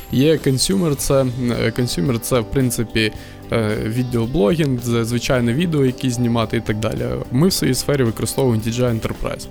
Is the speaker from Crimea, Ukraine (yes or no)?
yes; Crimea, Ukraine; moved away as an adult; also born or lived in Kyiv, Ukraine; now in Lviv, Ukraine; Я сам з Криму